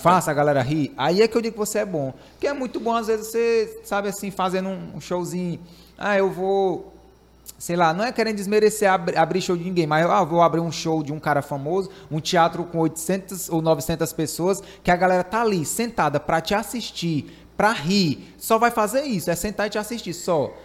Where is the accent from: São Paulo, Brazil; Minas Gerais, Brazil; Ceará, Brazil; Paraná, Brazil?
Ceará, Brazil; eu sou do Ceará.